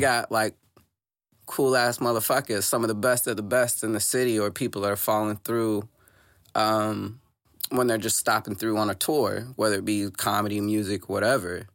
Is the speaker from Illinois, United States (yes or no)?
yes; Southern Illinois, United States; now in Saint Louis, United States; I'm from the Illinois side.